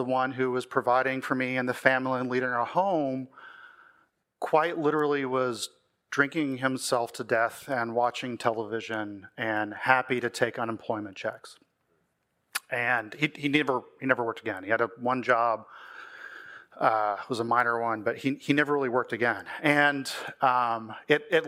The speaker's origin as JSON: {"language": "English", "region": "Texas", "country": "United States", "tie": "born or raised there", "said": "I grew up in Texas to a Christian family, pretty uneventful childhood"}